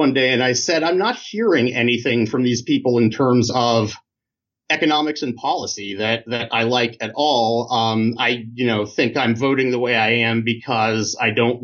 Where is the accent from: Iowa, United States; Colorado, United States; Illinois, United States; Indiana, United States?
Indiana, United States; moved away; also born or lived in Michigan; I grew up in Indiana, was the child of parents who were New Yorkers